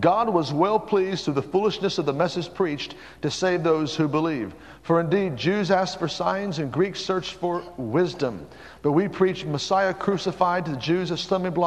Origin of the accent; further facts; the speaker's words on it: Tulsa, Oklahoma, United States; I was brought up in Tulsa